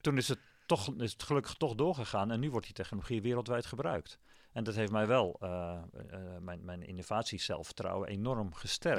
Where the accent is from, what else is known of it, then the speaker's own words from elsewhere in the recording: Amsterdam, North Holland, Netherlands; moved away as an adult; also born or lived in Wageningen; als Amsterdammer